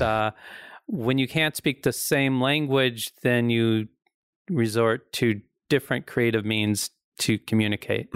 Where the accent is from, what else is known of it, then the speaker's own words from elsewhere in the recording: the Ozarks, United States; I'm from the Ozarks.